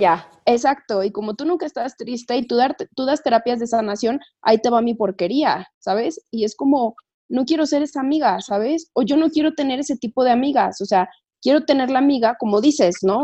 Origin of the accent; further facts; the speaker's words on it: Toluca, State of Mexico, Mexico; moved away as an adult; now in Mexico City, Mexico; yo vivo en, mis papás viven en Toluca, yo vivo en México, pero yo soy de Toluca